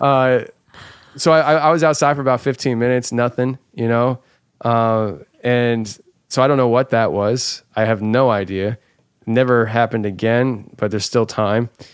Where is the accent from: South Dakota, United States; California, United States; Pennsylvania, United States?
Pennsylvania, United States; Philadelphia; moved away as an adult; now in Tennessee, United States; I come from the Philadelphia area where I assume everybody wants to hurt me